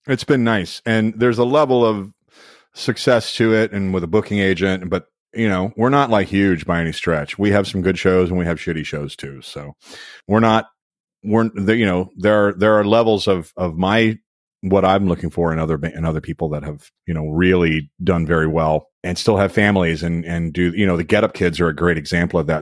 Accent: Louisville, Kentucky, United States; moved away; Louisville, my hometown

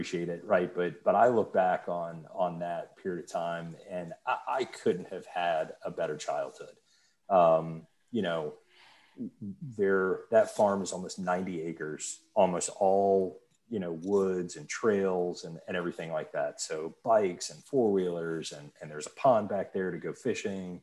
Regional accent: Mechanicsville, Virginia, United States; I grew up in Mechanicsville on a giant farm that my family still lives on to this day.

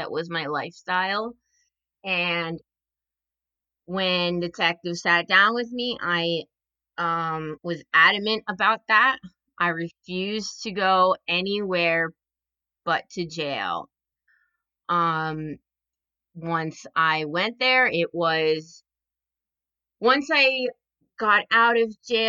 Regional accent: New Jersey, United States; I am from New Jersey.

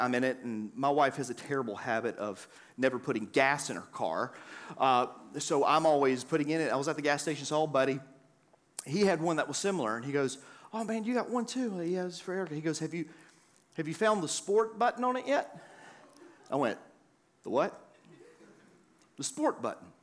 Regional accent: the South, United States; I grew up in the South

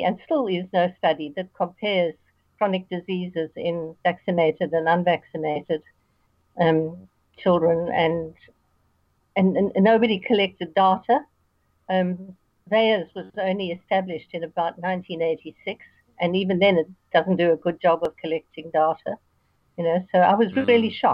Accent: South Africa; moved away as an adult; also born or lived in New Zealand; now in Australia; I was born and lived in South Africa

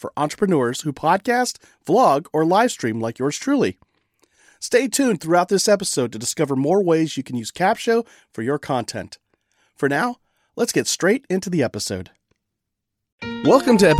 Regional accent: California, United States; moved away; calling in from my home state, the wonderful Golden State of California

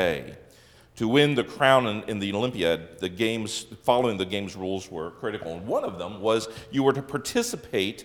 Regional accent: Lancaster County, Pennsylvania, United States; now in Wisconsin, United States; I grew up in Lancaster County, Pennsylvania, home of the Amish and Mennonite

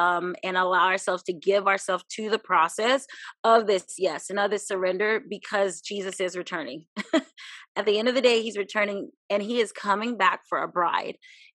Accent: Hawaii, United States; also born or lived in Germany / Virginia Beach; I was born in Germany. Yes, military family, people always ask. My father was in the Air Force, raised in Hawaii, and lived in Virginia, Virginia Beach, Chesapeake area for about 22 years.

